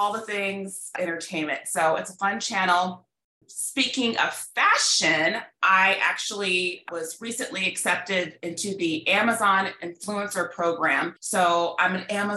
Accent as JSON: {"language": "English", "region": "Midwest", "country": "United States", "tie": "born or raised there", "also_born_or_lived": "Illinois / Missouri / Los Angeles / California", "moved": "as an adult", "lives_now": "Dallas, United States", "said": "I grew up in the Midwest"}